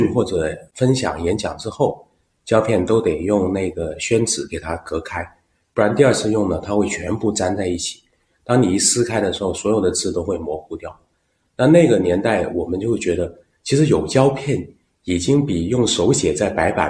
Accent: Guangzhou, Guangdong, China; accent: southern; now in Beijing, China; 我是土生土长广州人。

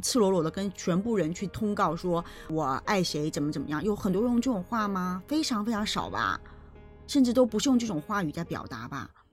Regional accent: China; 我们中国人自古以来有红白喜事

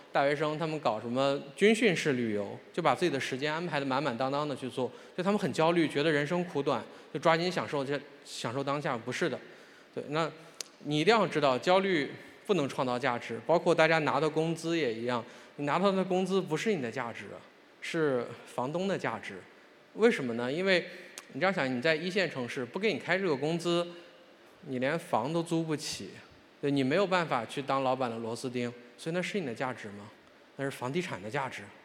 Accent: Shandong, China; 我是山东人，这跟大家说一下，我是山东人，我高中毕业于山东师大附中，这是我们山东最好的学校之一，也是最卷的学校之一

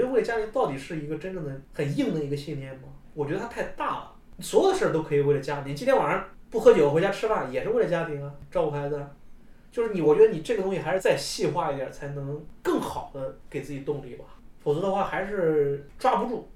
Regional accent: Henan, China; moved away as an adult; also born or lived in Chengdu; 我觉得我们能从河南，能从我们老家那种状态能出来

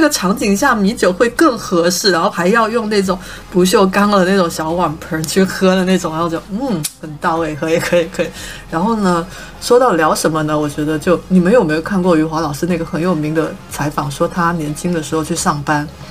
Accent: Guangdong, China; 我们广东人

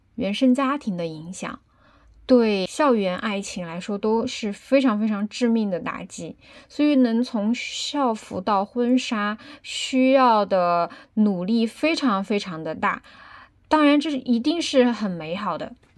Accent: Chengdu, Sichuan, China; 我的家乡成都

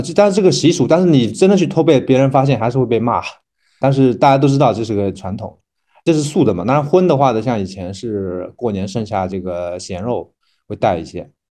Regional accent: Jiaxing, Zhejiang, China; 我们这里有樱桃，但我们这个方言不叫樱桃

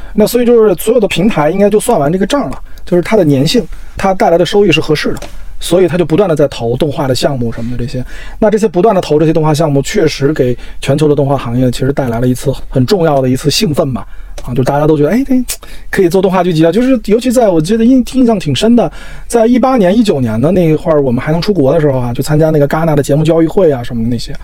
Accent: China; 我们作为中国人来说，我们做的每一件事情都很中国，就甚至在喝水这件事情

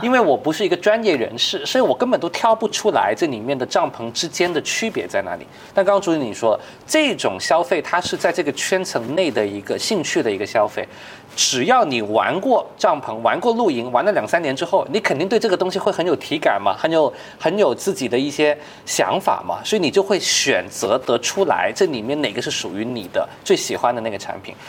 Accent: China; 其实我们中国人更领先的

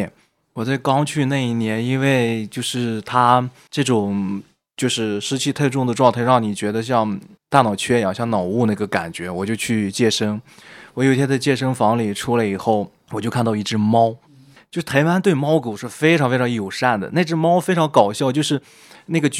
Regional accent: northern China, China; 我是一个北方人，飘到南方去，你怎么样去重新去链接到当地的土壤，你自己的安身立命怎么去存在？

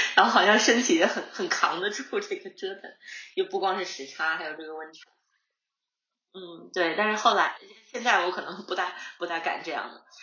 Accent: Harbin, Heilongjiang, China; now in Sydney, Australia; 我在哈尔滨长，就出生和长大的

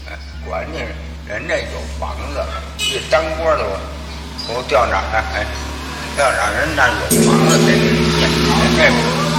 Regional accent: Beijing, China; 我这渡口那边，前门那边。我在那边长大的

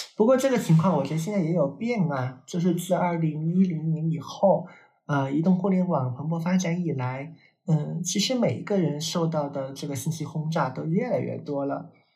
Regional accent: China; 我们是个中国人

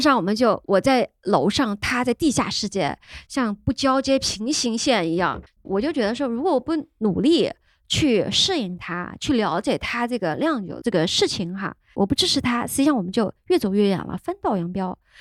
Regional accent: Chengdu, Sichuan, China; moved away as an adult; also born or lived in United States; now in Chengdu, China; 四川人、成都人

